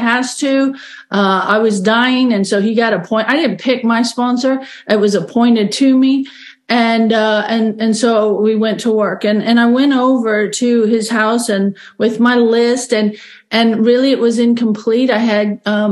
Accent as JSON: {"language": "English", "country": "Australia", "tie": "born or raised there", "moved": "yes", "lives_now": "Bismarck, United States", "said": "I grew up in Australia, and it's very common in Australia to be sent away to boarding school"}